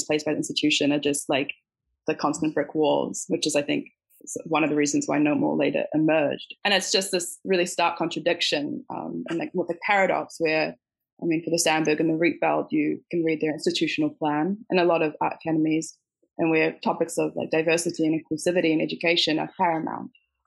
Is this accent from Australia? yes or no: no; New Zealand; also born or lived in South Africa; now in Netherlands; I'm from South Africa and I grew up in New Zealand.